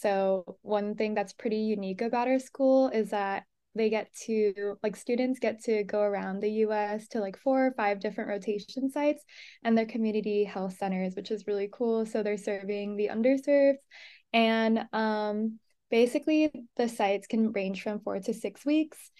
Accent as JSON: {"language": "English", "town": "Los Angeles", "region": "California", "country": "United States", "moved": "as an adult", "lives_now": "Mesa, United States", "said": "I'm from Los Angeles, California"}